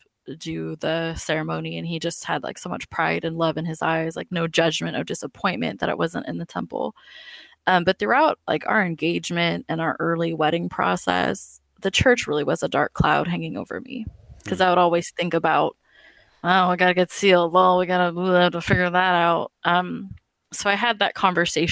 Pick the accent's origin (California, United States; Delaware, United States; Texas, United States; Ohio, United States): California, United States; now in Oklahoma, United States; I'm from California.